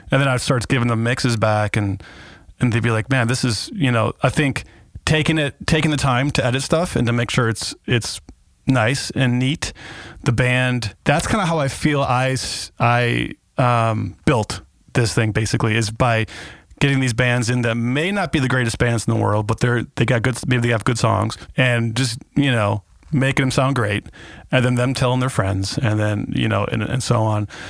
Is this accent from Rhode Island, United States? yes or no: no; Kenosha, Wisconsin, United States; also born or lived in California; my hometown